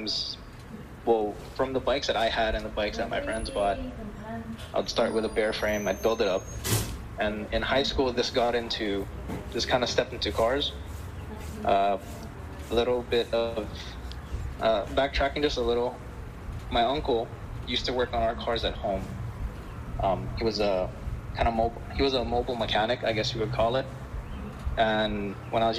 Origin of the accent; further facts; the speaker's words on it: United States; My upbringing was very American. I was born here and raised here